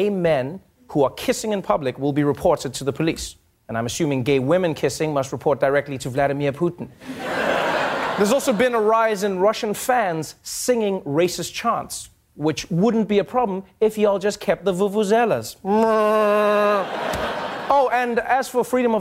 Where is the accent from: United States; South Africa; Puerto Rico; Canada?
South Africa; as a South African